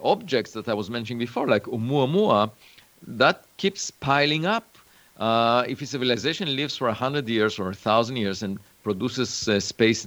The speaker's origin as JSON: {"language": "English", "country": "Israel", "tie": "born or raised there", "moved": "yes", "said": "I was born in Israel"}